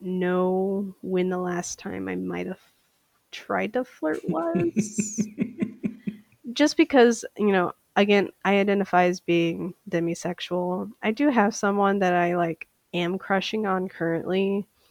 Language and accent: English; Saint Paul, Minnesota, United States; I am from St. Paul, Minnesota